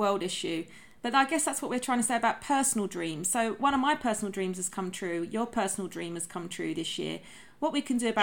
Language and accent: English; United Kingdom; also born or lived in United States; us being British girls, I mean, I may have been born in America, but I'm a Brit